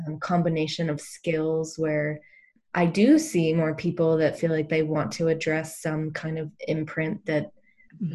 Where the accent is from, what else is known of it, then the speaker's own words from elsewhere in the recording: East Coast, United States; moved away as an adult; also born or lived in Boulder, Colorado; I grew up on the East Coast